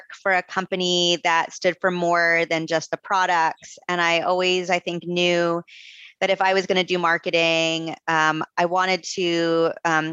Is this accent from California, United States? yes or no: no; Coral Springs, Florida, United States; moved away as an adult; also born or lived in Gainesville, Florida; now in Vermont, United States; I'm from South Florida originally. So I was born and raised in Florida. I'm from Coral Springs